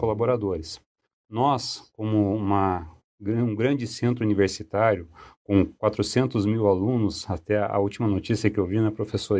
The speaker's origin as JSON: {"language": "Portuguese", "town": "Cascavel", "region": "Paraná", "country": "Brazil", "moved": "as an adult", "lives_now": "Curitiba, Brazil", "said": "Eu sou paranaense, eu sou de Cascavel, mas já me considero curitibano porque eu moro basicamente há 28 anos aqui em Curitiba. Vim para cá para estudar"}